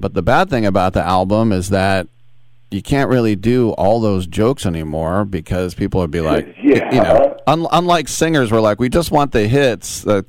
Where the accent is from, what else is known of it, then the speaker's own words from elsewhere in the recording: California, United States; You know, growing up in the Bay Area like I did, I knew tons of Jewish people, but there's no yarmulkes out here in California.